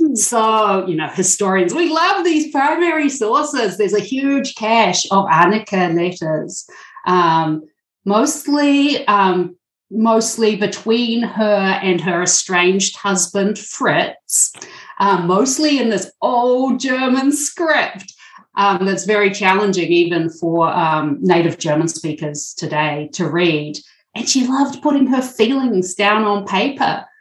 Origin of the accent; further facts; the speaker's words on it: New Zealand; now in Milwaukee, United States; I am originally from New Zealand